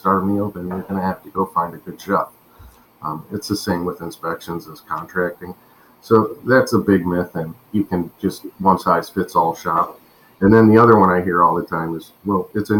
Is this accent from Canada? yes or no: no; Ohio, United States; also born or lived in Colorado; now in Florida, United States; we're both from Ohio. We were born and raised in Ohio, and we moved from the West Coast, actually, from Colorado to Florida